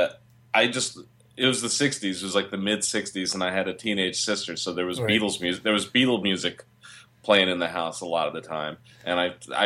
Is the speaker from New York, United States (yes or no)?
yes; Long Island, New York, United States; a really musical household when I was growing up in Long Island in the 60s